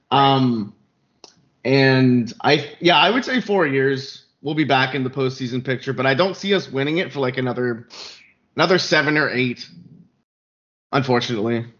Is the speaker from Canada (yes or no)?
yes; Canada; I'm from Canada